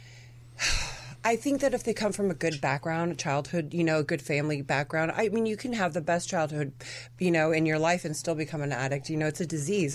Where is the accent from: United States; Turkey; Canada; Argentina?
Argentina; My family's from Argentina. I remember what I related as a child growing up in Argentina was people drinking and having fun